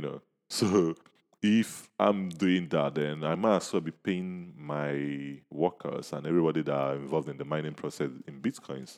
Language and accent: English; Nigeria; we are Nigerians